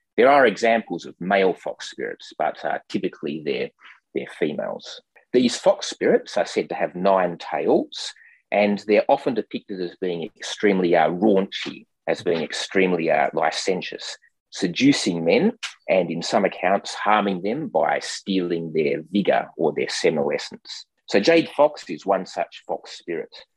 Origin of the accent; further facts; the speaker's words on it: Perth, Western Australia, Australia; I was uh, born and grew up in Perth, Western Australia.